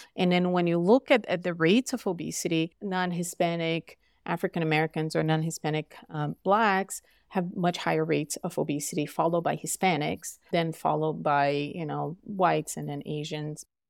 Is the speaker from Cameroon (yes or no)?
no; Brazil; now in Utah, United States; I'm from Brazil